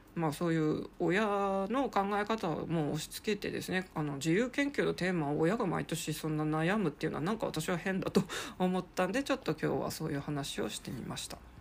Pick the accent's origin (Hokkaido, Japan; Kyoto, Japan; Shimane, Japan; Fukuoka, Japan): Hokkaido, Japan; Sapporo; moved away as an adult; 地元でぬくぬく、まあ北海道札幌